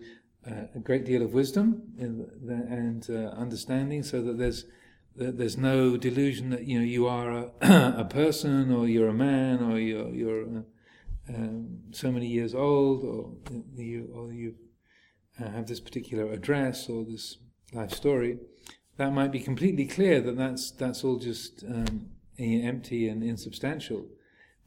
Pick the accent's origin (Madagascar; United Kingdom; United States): United Kingdom; England; I am a man, I am English, I'm a Buddhist monk, I'm a Theravadan